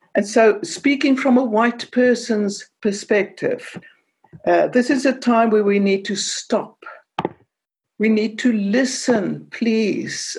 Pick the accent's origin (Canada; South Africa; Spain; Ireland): South Africa; Cape Town, Western Cape; moved away; I speak with an accent because I come from Cape Town and I grew up in the time of apartheid